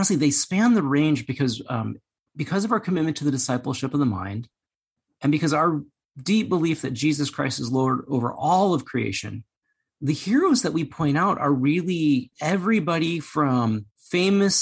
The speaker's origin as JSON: {"language": "English", "country": "United States", "said": "I'm Chinese American"}